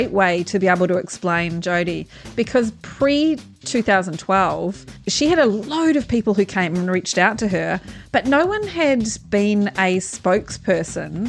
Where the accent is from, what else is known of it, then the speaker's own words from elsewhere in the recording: New Zealand; now in Australia; I'm a Kiwi